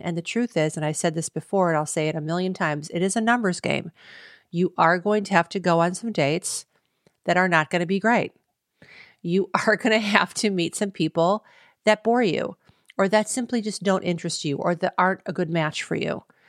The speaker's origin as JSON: {"language": "English", "town": "Cleveland", "region": "Ohio", "country": "United States", "tie": "born or raised there", "said": "We got married in Cleveland, Ohio, my hometown"}